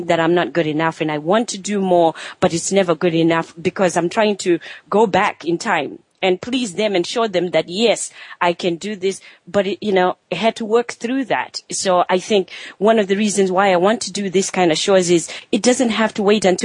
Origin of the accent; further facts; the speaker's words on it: Zimbabwe; moved away; I grew up in Zimbabwe in Africa